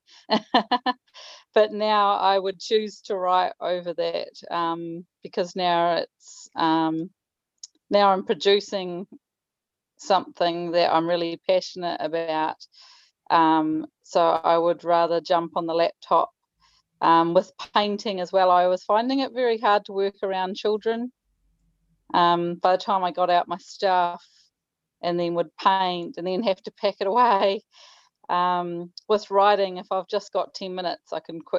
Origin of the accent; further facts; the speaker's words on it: New Zealand; I'm an author from New Zealand.